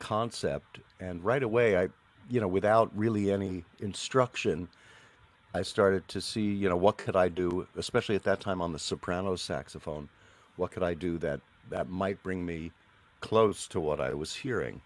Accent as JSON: {"language": "English", "country": "United States", "tie": "born or raised there", "said": "I was raised in the United States in the 1960s."}